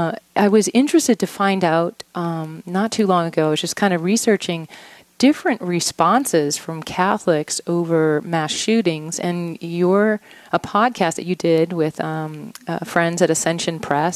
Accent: Louisiana, United States; moved away; also born or lived in Denver; I'm from Louisiana, so I remember those conferences being in Alexandria and also there in Denver.

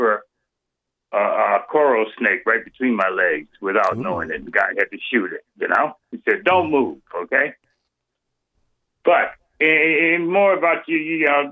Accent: New Orleans, Louisiana, United States; now in Milwaukee, United States; I'm a Black American, okay, born and raised in New Orleans, residing in Milwaukee at present

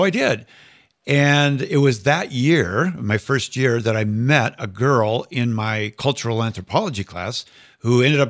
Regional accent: Minnesota, United States; moved away as an adult; also born or lived in Iowa / Steubenville, Ohio; So I was born in Iowa, raised in Minnesota, and I was pretty much an average Catholic growing up in America

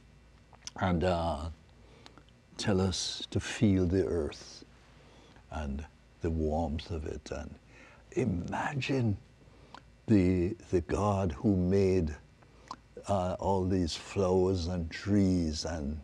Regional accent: Jamaica; And then we grew up in Jamaica

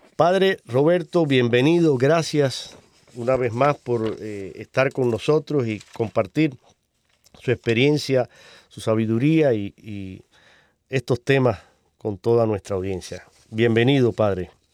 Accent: Cuba; moved away; mi tierra, en Cuba. Un saludo para mis hermanos cubanos

